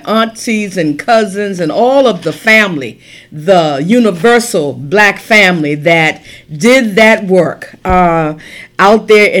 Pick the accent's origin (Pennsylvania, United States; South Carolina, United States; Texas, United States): South Carolina, United States; Charleston; You know, I grew up in Charleston, South Carolina, and my God, I grew up in the heat.